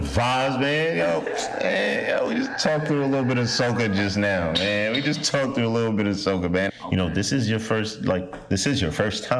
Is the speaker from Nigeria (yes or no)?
yes; Nigeria; Even myself, I'm Nigerian, but like, I never, you know, did it in that Starboy whiskey.